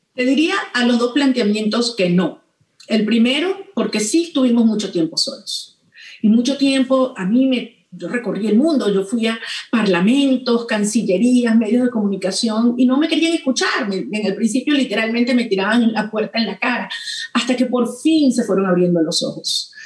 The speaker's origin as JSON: {"language": "Spanish", "country": "Venezuela", "said": "estoy aquí, en mi país y no en otra parte, porque estoy convencida que los venezolanos hemos dado todo"}